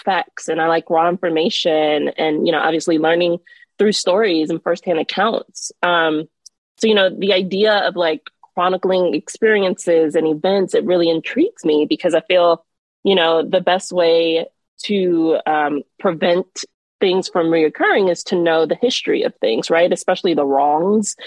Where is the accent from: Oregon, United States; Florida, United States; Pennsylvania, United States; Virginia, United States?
Florida, United States; Miami; now in Washington, D.C., United States; I'm originally from Miami, Florida. So I'm a Florida girl through and through